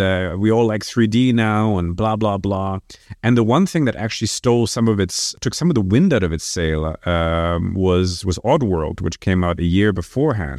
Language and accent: English; Brussels, Brussels-Capital Region, Belgium; moved away as an adult; also born or lived in France / New York, United States; I was growing up in Brussels, but spending quite a lot of time in France because my parents had a house there in the south